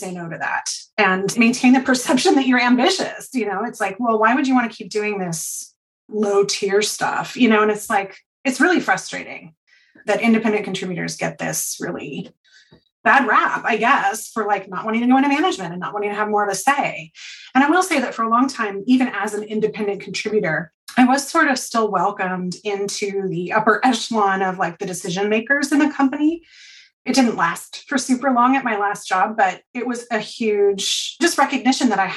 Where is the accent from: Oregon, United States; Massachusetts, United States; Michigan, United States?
Oregon, United States; Portland; I grew up in Portland, but like outer Southeast Portland.